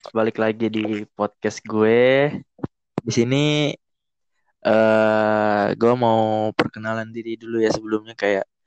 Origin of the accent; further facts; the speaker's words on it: Jakarta, Indonesia; kita berdua dari Jakarta